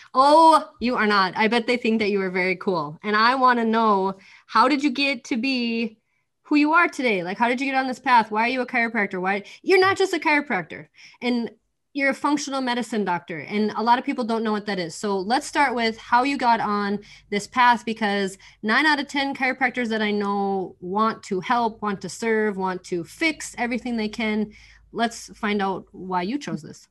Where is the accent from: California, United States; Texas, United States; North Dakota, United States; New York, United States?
North Dakota, United States; We're both from North Dakota